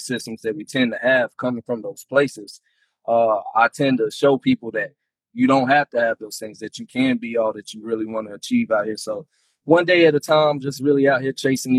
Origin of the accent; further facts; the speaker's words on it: Sanford, North Carolina, United States; now in Texas, United States; I'm originally from Sanford, North Carolina. I now reside in Texas